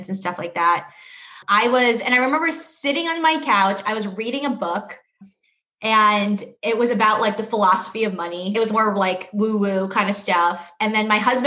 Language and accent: English; New York City, New York, United States; also born or lived in Boston; I grew up in New York City